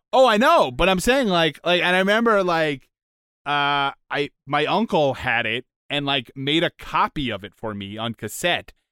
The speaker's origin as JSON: {"language": "English", "country": "United States", "said": "as an American"}